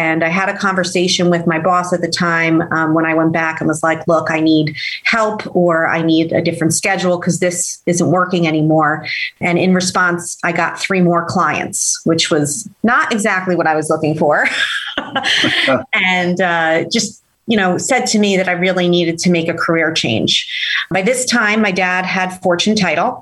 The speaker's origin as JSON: {"language": "English", "area": "Hudson County", "region": "New Jersey", "country": "United States", "tie": "born or raised there", "said": "growing up in Hudson County courthouse"}